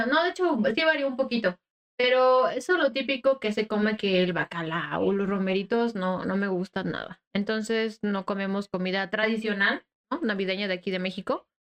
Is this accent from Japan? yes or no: yes; Japan; Yo también. Soy japonesa.